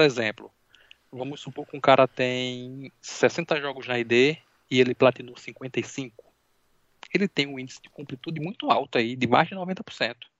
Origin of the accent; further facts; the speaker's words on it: Natal, Rio Grande do Norte, Brazil; eu sou de Natal, Rio Grande do Norte